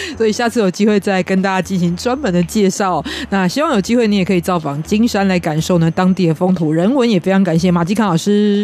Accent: southern Taiwan, Taiwan; moved away; 我是一个从南部来的小孩

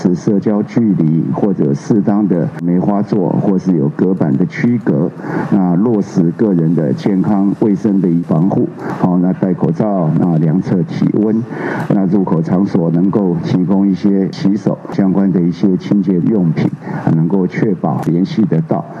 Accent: Taiwan; 那国民大家就一起来做，充分展现我们台湾人民共同抗议的一个决心跟力量。那这是一个充分台湾人民素质的展现。

